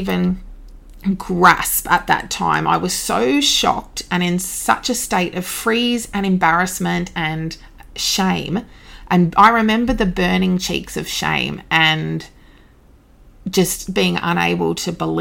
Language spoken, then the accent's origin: English; Devonport, Tasmania, Australia; moved away as an adult; eventually got back to my hometown, Devonport, Tasmania